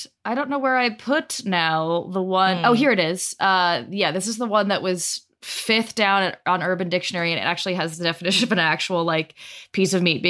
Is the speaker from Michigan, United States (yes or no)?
no; Denver, Colorado, United States; Westword, which is my hometown newspaper